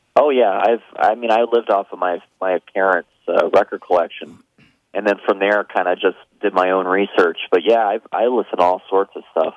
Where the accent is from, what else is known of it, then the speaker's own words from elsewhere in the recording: Tampa, Florida, United States; I grew up in Florida